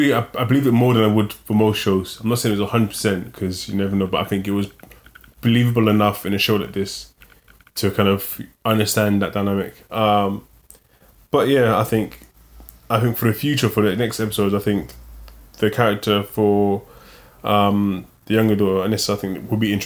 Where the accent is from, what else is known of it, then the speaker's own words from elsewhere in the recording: England, United Kingdom; I'm from England, and that was a terrible Cockney accent.